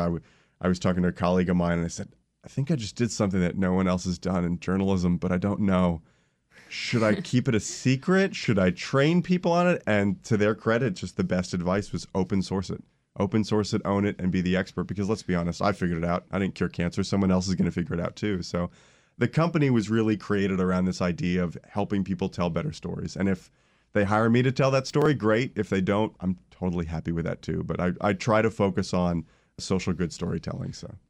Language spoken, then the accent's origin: English; Orlando, Florida, United States; I grew up in Orlando, Florida